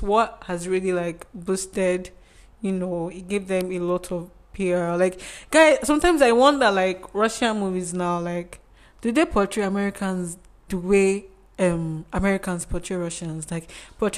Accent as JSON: {"language": "English", "country": "Nigeria", "said": "I'm Nigerian"}